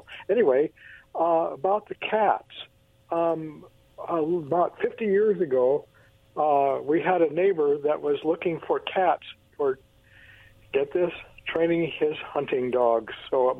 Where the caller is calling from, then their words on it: Kennewick, Washington, United States; from Kennewick.